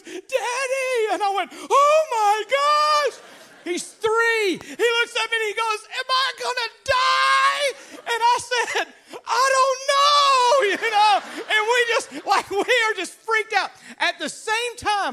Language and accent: English; Louisiana, United States; I grew up in Louisiana